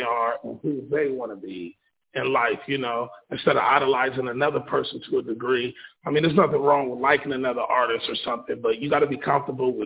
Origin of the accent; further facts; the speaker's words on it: Ohio, United States; I'm from Madison, Ohio. I'm an up-and-coming artist. I rap. I write music as well. This is where I was born and raised.